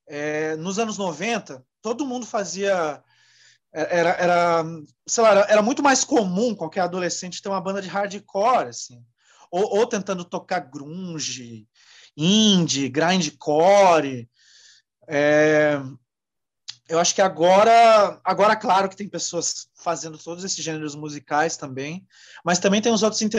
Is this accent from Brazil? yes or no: yes; Joinville, Santa Catarina, Brazil; eu cresci Bom, em Joinville